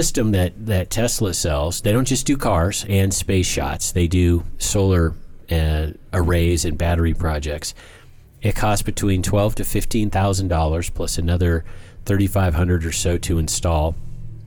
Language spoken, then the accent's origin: English; near Seattle, Washington, United States; I grew up on the northern border